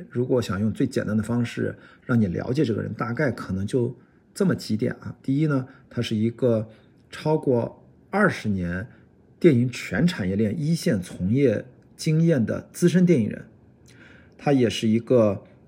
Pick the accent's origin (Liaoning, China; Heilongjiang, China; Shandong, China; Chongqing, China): Shandong, China; Qingdao; 我是青岛人